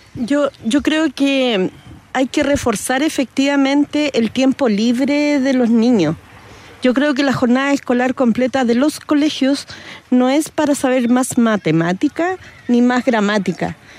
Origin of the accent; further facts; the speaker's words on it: Santiago, Santiago Metropolitan Region, Chile; yo también soy de Pablo Roca. Yo crecí mirando el esfuerzo de muchos deportistas